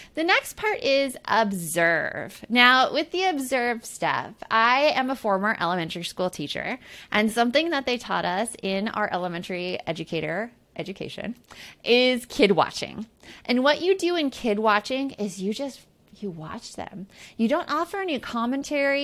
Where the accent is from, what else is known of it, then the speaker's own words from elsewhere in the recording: Tucson, Arizona, United States; growing up in Tucson, Arizona